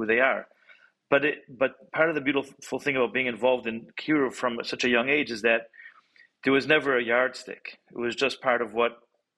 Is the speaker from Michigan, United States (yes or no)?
yes; Detroit, Michigan, United States; also born or lived in Jerusalem, Israel / California / Cleveland, Ohio / New York; I've been living in Detroit, grew up in Detroit